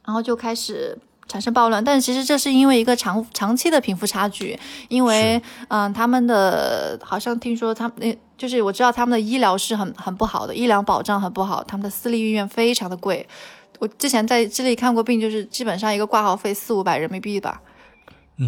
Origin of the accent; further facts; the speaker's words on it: China; moved away as an adult; also born or lived in Santiago, Chile; 我们这里多了一个中国人